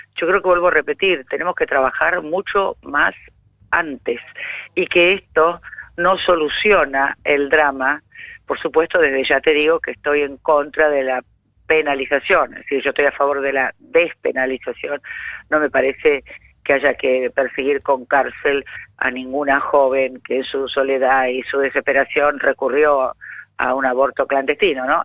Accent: Buenos Aires, Argentina; como porteña, te lo digo

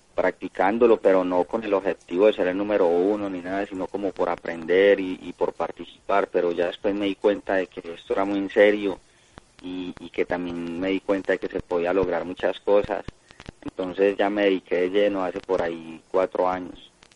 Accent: Colombia; A Colombia regreso hoy porque tengo torneo este fin de semana a partir del jueves allá en mi país

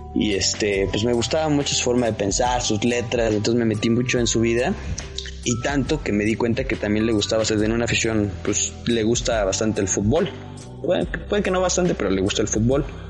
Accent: Toluca, State of Mexico, Mexico; Yo soy de Toluca

